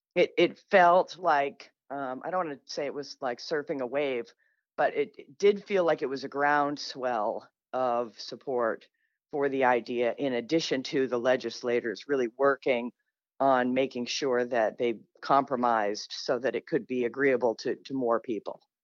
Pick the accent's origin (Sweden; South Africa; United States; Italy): United States; Manchester, New Hampshire; I'm from Manchester, I grew up a free, reduced lunch kid, you know, in a, kind of a poor neighborhood